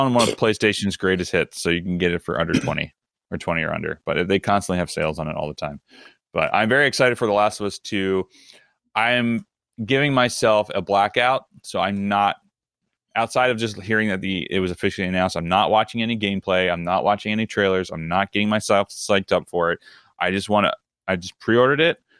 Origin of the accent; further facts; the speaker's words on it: Maryland, United States; I'm from Southern Mar-, not Southern Maryland, but I'm from Maryland, which is technically still in the South